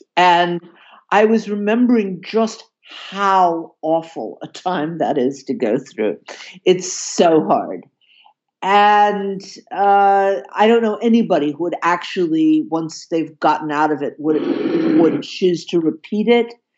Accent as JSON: {"language": "English", "town": "Atlanta", "region": "Georgia", "country": "United States", "tie": "born or raised there", "moved": "as an adult", "lives_now": "Berlin, Germany", "said": "I was born in Atlanta, Georgia, but have spent most of my adult life in Berlin"}